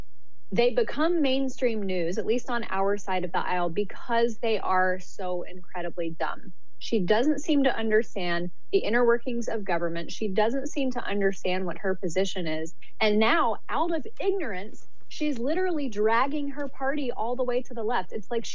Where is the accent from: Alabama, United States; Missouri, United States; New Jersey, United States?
Alabama, United States; Auburn; now in California, United States; You know, I grew up in Alabama, so Auburn, Alabama, intense, heated, sometimes violent rivalry.